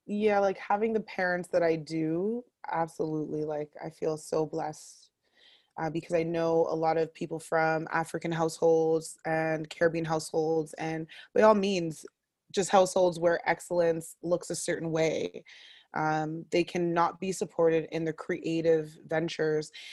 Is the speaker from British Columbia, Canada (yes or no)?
no; Ottawa, Ontario, Canada; I am born and raised in Ottawa, uh, born at the Riverside Hospital